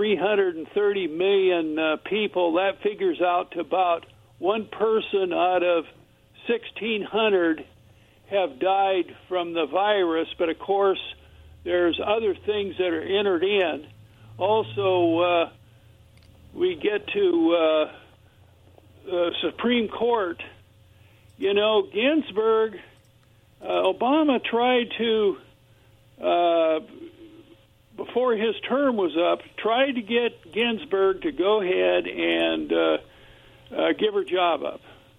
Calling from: Kennewick, Washington, United States; Yeah, this is … here from Kennewick.

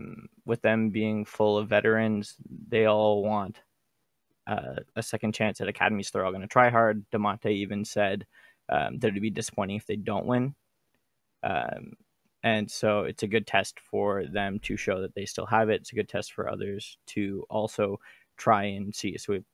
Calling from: Toronto, Ontario, Canada; Calling from Toronto.

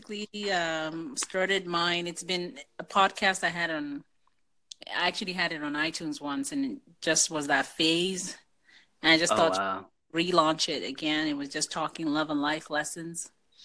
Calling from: Canada; I'm calling. This is Canada here.

